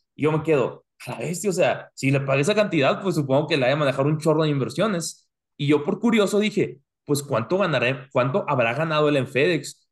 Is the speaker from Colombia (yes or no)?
no; Mexico; now in United States; nosotros como mexicanos, y yo me incluyo